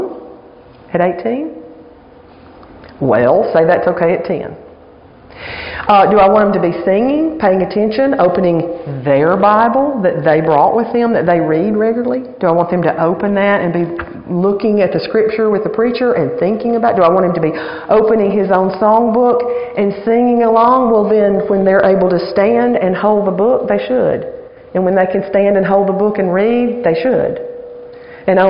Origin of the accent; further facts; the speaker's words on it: Alabama, United States; now in Virginia, United States; I am from Alabama. I'm an Alabama girl